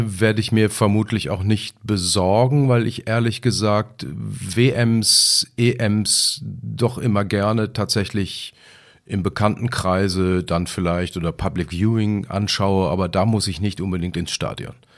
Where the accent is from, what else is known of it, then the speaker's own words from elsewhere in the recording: Lemgo, North Rhine-Westphalia, Germany; stamme ich eben aus Lemgo